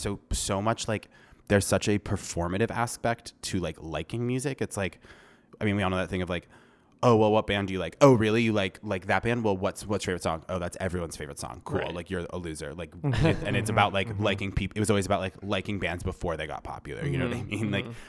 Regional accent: Vermont, United States; also born or lived in Rhode Island; I was born in Rhode Island and I moved to Vermont when I was like six. And it was like moving from a somewhat like suburban metropolitan area into like a incredibly rural area at a very young age.

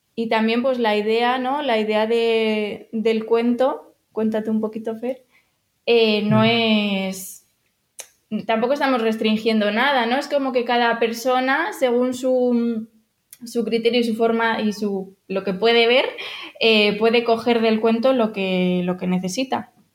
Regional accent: Madrid, Community of Madrid, Spain; moved away as an adult; somos de Madrid

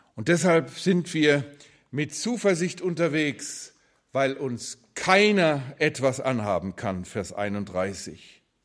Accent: Germany; wir als Deutsche

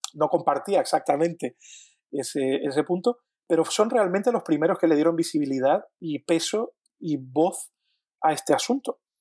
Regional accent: Canary Islands, Spain; yo, que soy canario digo guagua

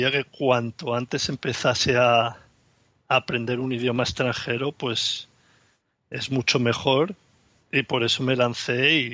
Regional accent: Barcelona, Catalonia, Spain; soy de Barcelona y tengo una niña de cuatro años y medio.

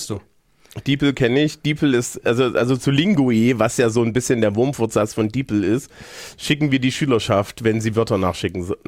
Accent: East Germany, Germany; Dieser, dieser ostdeutsche Lehrer heißt

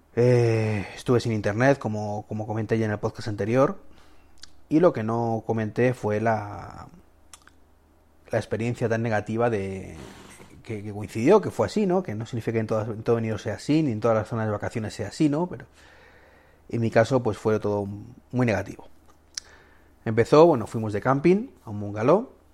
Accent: Spain; mi país

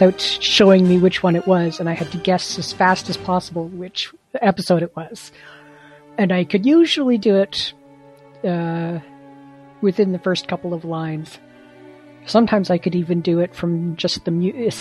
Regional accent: Canada; I am from Canada

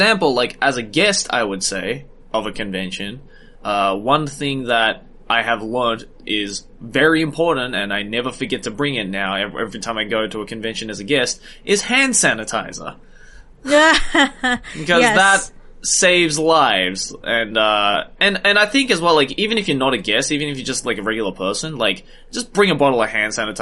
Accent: Sydney, New South Wales, Australia; growing up in Sydney

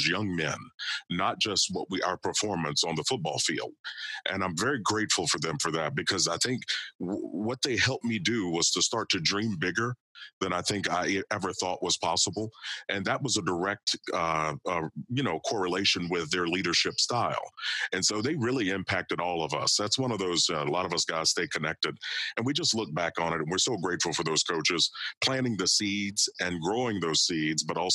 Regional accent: Kentucky, United States; I grew up in Kentucky and played football, wrestled, played baseball there

